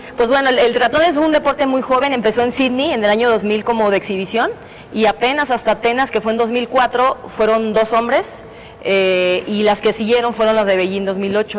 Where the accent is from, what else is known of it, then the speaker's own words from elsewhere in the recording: Guadalajara, Jalisco, Mexico; moved away as an adult; also born or lived in Mexico City; now in Querétaro, Mexico; yo soy eh, tapatía